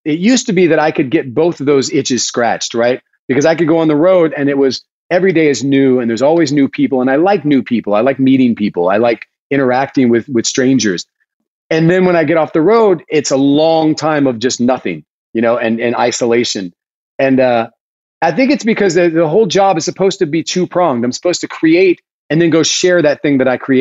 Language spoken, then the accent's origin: English; Lake City, South Carolina, United States; now in Westchester, United States; I grew up in South Carolina in Lake City, which is a really small tobacco town